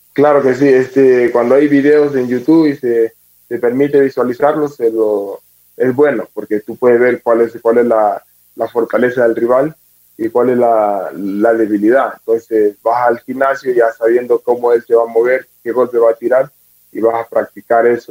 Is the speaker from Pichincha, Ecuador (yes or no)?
yes; Puerto Quito, Pichincha, Ecuador; soy de Puerto Quito, tengo 29 años. Pues nada, una familia humilde, muchos hermanos